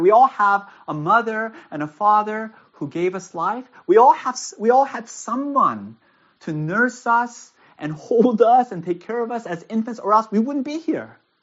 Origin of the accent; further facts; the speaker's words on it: United States; also born or lived in Castro Valley, California; I live in Castro Valley. I'm an American.